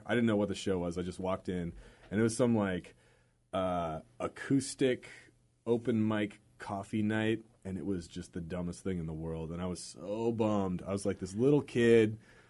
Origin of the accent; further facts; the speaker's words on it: Bellevue, Washington, United States; I grew up on the east side, so I grew up in Bellevue